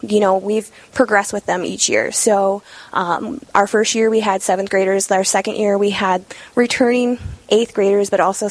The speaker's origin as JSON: {"language": "English", "town": "Kimball", "region": "South Dakota", "country": "United States", "tie": "born or raised there", "said": "Born and raised South Dakota."}